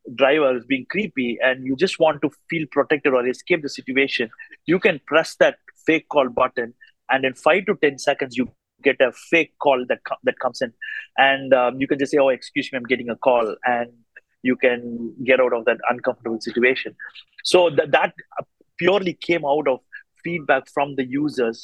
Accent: India; now in Australia; I come from India but now live in Australia

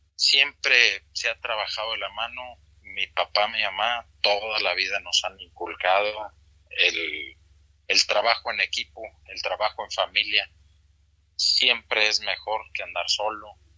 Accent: Mexico; somos mexicanos y producimos bueno también aquí en México

